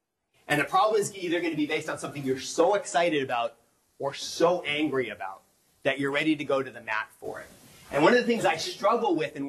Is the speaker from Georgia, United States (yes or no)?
no; New Mexico, United States; moved away; I grew up in New Mexico